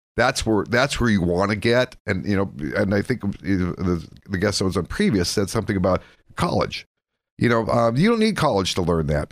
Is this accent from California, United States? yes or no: no; Erie County, Pennsylvania, United States; I'm a graduate from the Erie County, uh, tech school